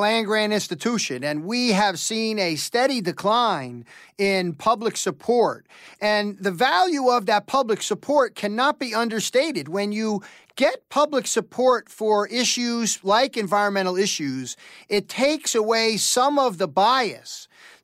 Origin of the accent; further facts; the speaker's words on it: New York metropolitan area, United States; I grew up in the New York metropolitan area